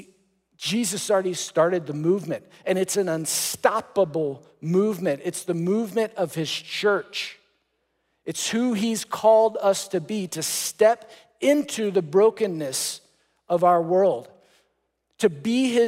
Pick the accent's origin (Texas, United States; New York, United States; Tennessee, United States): Texas, United States; I grew up playing soccer in Texas